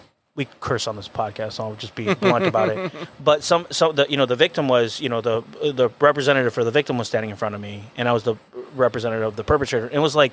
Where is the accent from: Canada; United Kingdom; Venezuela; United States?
Venezuela; moved away; I'm Venezuelan. Mm-hmm. I was born and raised in Venezuela.